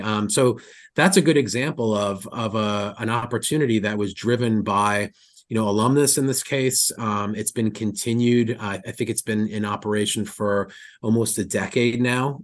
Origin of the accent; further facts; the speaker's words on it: New York, United States; I'm a New Yorker